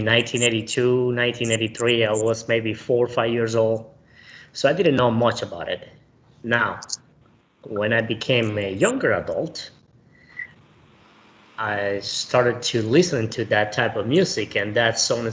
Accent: Camagüey, Cuba; moved away as an adult; I was born in Camagüey, Cuba, in 1979.

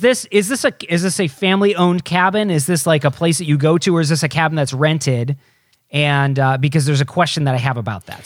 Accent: Michigan, United States; I grew up in Michigan

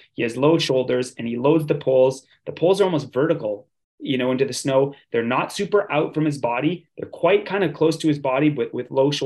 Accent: Canada; as a Canadian

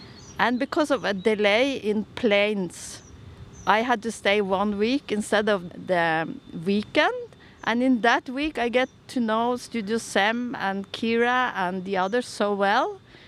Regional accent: Tønsberg, Vestfold, Norway; I have a Swedish surname. I was born in Vestfold, in Tønsberg. I have four siblings and one twin sister.

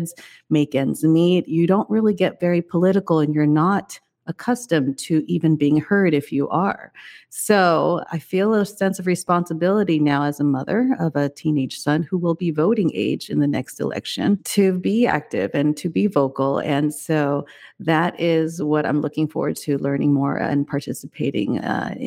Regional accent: Taiwan; moved away; also born or lived in China; I was born in Taiwan, but I spent much of my career in China

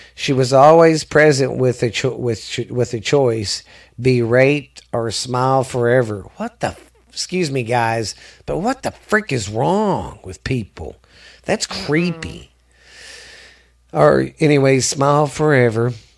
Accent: the South, United States; I'm from the South

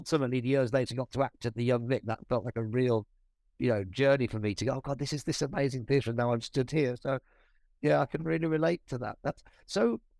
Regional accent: Birmingham, West Midlands, United Kingdom; moved away as an adult; also born or lived in London; growing up in Birmingham, coming to study drama in London

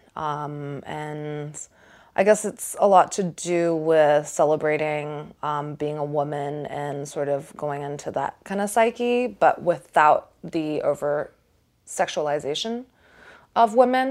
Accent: Singapore; I grew up in Singapore

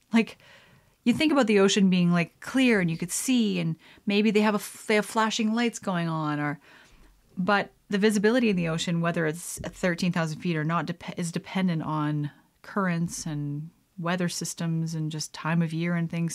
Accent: Canada; being a Canadian

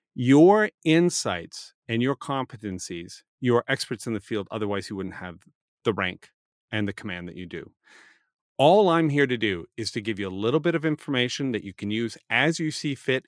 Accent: Canada; I'm Canadian

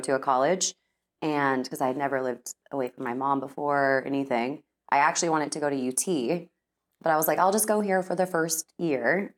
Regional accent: Austin, Texas, United States; now in Dallas, United States; born and raised in Texas

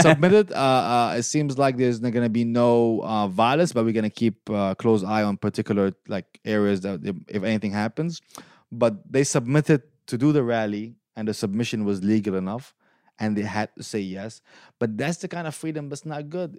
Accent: Syria; also born or lived in Detroit, United States / Lansing, United States; now in United States; I'm from Syria, so I'm not from the Saudi, uh, area

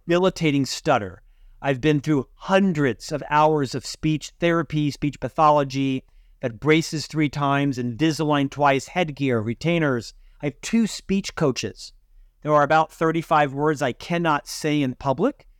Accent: Orlando, Florida, United States; moved away as an adult; also born or lived in Provo, Utah; now in Salt Lake City, United States; I was born and raised in Central Florida

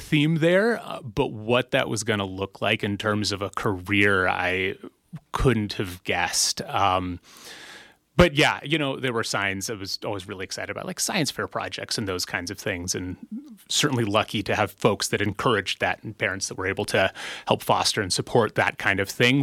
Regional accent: Blue Lake, California, United States; I grew up in a small community in rural coastal Northern California, a community called Blue Lake. It's in Humboldt County

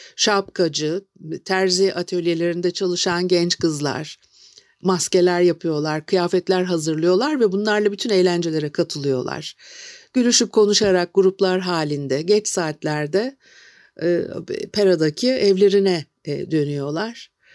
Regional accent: Istanbul, Turkey; moved away; also born or lived in Şişli / Kurtuluş; ben de işte etilerde büyüdüm

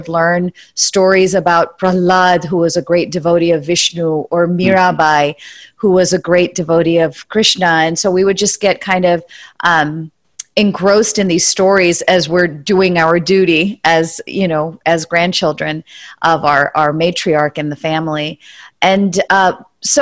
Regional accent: San Francisco Bay Area, California, United States; I grew up in the San Francisco Bay Area

